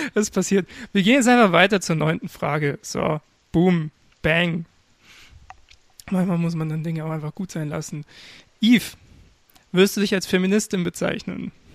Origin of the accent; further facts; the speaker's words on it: Regensburg, Bavaria, Germany; Ich komm aus Regensburg